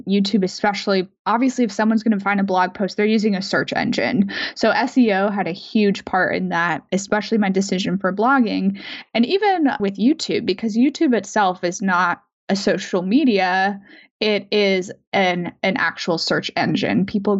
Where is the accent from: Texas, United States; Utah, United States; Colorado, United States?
Colorado, United States; Denver; moved away; So I did still have a lot of friends from like back home, and sure, I grew up in Denver. So like friends and family in Denver too